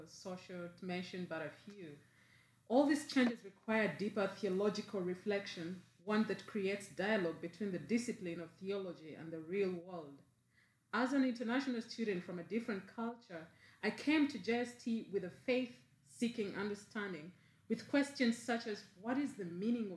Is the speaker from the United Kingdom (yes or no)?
no; Uganda; moved away as an adult; now in Berkeley, United States; I'm from Uganda in East Africa.